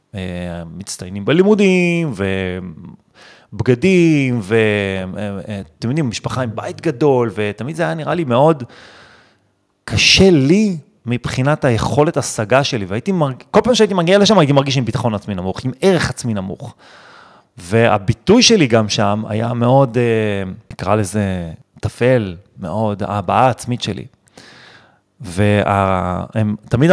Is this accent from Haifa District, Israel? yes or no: no; Netanya, Central District, Israel; גדלתי בנתניה, אם חד-הורית, בלי כסף